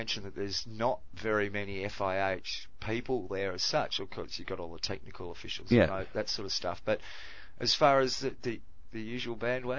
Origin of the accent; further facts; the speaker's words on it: Australia; I sort of have to go for Australia because I'm Australian.